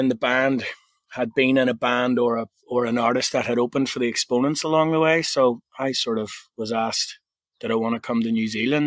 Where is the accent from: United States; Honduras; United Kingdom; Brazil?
United Kingdom; Belfast, Northern Ireland; I'm originally from Ireland. Grew up in Belfast